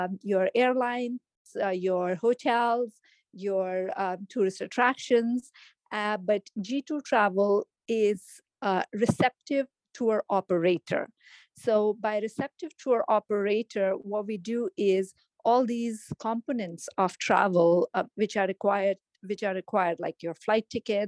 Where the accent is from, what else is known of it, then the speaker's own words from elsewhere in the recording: Jammu and Kashmir, India; moved away as an adult; also born or lived in Delhi, India; now in Canada; I come from India, northern state of India called Kashmir, and as grew up half my childhood in Kashmir, remaining in Delhi. And then at about age of 24, I moved to Canada